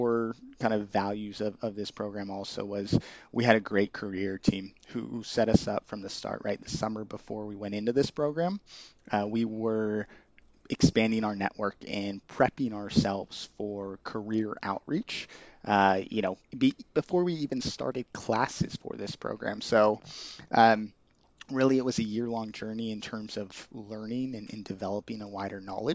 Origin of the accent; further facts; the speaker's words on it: Bay Area, California, United States; I grew up in the Bay Area